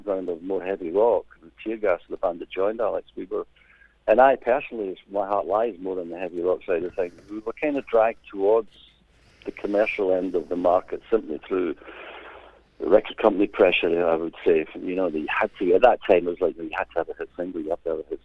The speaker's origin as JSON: {"language": "English", "town": "Glasgow", "region": "Scotland", "country": "United Kingdom", "tie": "born or raised there", "accent": "Scottish brogue", "moved": "yes", "said": "it is a Scottish brogue, yes. Born and bred in Glasgow"}